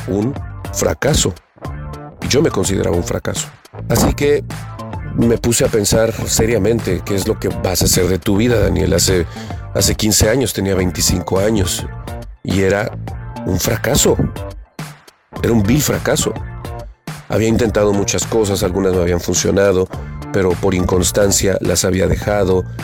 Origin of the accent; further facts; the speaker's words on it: Puebla, Mexico; yo soy de Puebla